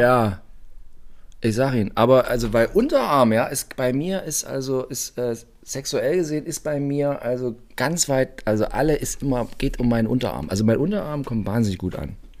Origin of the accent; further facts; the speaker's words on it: Brandenburg, Germany; ich bin aus Brandenburg und also bei uns ist der Zuckerberg ein Zuckerberg